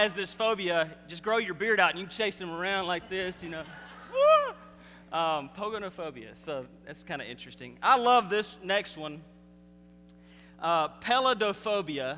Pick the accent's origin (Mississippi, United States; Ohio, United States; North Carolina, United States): Mississippi, United States; I'm from Mississippi, and we don't say anything right